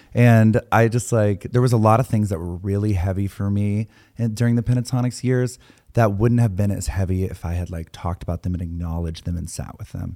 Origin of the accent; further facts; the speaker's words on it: Texas, United States; I grew up in Texas